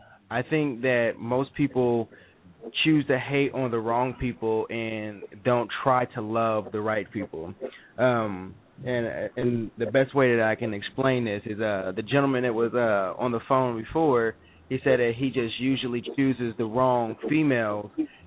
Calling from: Columbus, Ohio, United States; I'm calling from Columbus, Ohio.

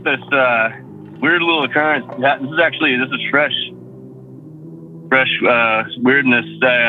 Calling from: Massachusetts, United States; again, Massachusetts.

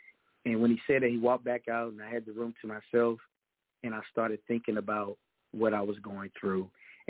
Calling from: Texas, United States; I am calling from the Lone Star State, Texas, the greatest state in the United States on this mainland.

